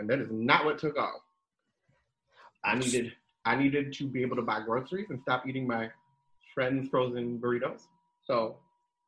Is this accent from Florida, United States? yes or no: no; New Jersey, United States; moved away as an adult; also born or lived in Southern California / Nebraska; I'm born and raised in New Jersey